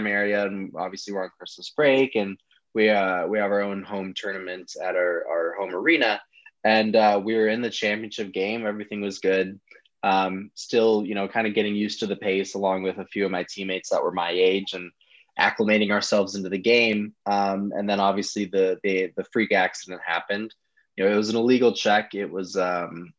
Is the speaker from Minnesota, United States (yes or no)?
yes; Minneapolis, Minnesota, United States; I'm from Minneapolis, Minnesota.